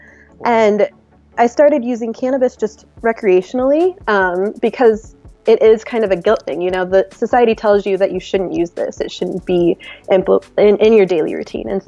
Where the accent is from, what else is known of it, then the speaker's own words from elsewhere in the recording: Missouri, United States; I grew up in Missouri, very conservative Midwest type of lifestyle.